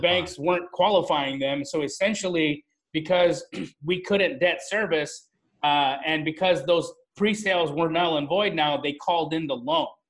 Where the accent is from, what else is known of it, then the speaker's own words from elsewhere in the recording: Calgary, Alberta, Canada; moved away as an adult; also born or lived in Phoenix; I grew up in Calgary, Alberta, Canada.